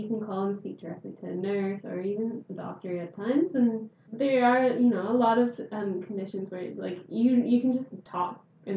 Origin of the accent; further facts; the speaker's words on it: Canada; moved away; I'm from Canada